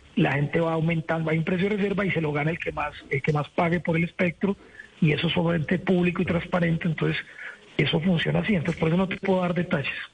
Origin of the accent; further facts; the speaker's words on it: Colombia; lo digo como colombiano